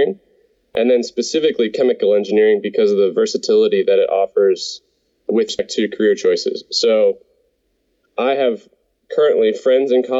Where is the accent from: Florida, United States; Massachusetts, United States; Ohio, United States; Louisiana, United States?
Ohio, United States; moved away as an adult; also born or lived in Pennsylvania / Texas / Colorado; I grew up in Ohio, and like you said, graduated from Penn State. Since then, I've lived and worked in Pennsylvania, Texas, and Colorado, and I now work overseas.